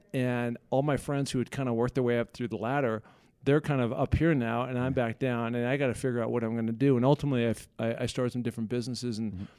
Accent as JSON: {"language": "English", "town": "Seattle", "region": "Washington", "country": "United States", "tie": "born or raised there", "also_born_or_lived": "California", "moved": "as an adult", "said": "Yeah, so I grew up in Seattle, Washington"}